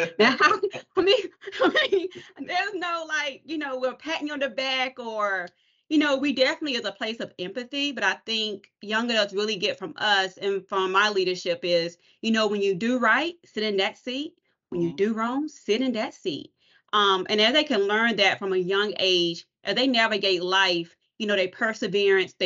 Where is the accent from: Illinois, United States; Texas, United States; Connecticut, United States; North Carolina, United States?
North Carolina, United States; Anson County; now in Charlotte, United States; I definitely reside in Charlotte, but I'm from Anson County. That's my roots